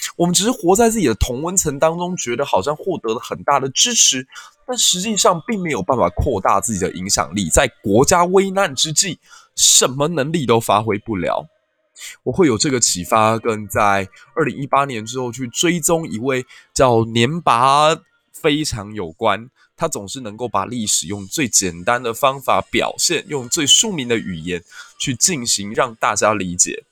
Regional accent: Taiwan; 我们台湾人生活得其实有点安逸

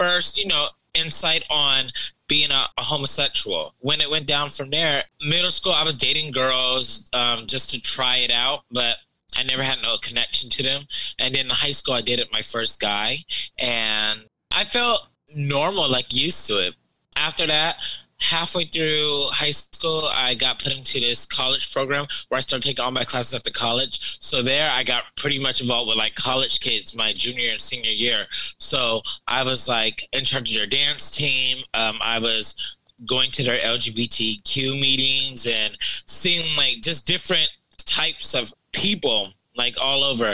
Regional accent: Moreno Valley, California, United States; I'm originally from Moreno Valley, California. That's the Inland Empire. I grew up in a very old school, traditional Baptist household.

